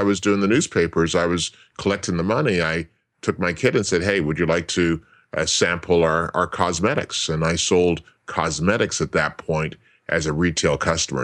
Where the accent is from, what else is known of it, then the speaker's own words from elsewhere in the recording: Toronto, Ontario, Canada; now in Las Vegas, United States; I grew up in Toronto